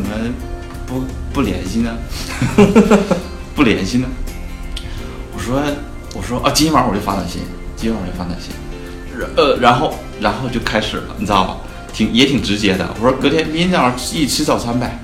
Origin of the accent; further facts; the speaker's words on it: Northeast China, China; also born or lived in Harbin; 我大学啊，是在东北，在哈尔滨，我是东北人。对，听口音能够，大家都能听出来